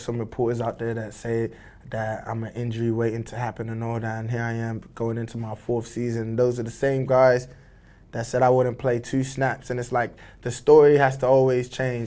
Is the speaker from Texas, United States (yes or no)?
yes; Dallas, Texas, United States; also born or lived in United Kingdom / Nigeria (ancestry); growing up in Texas, North Dallas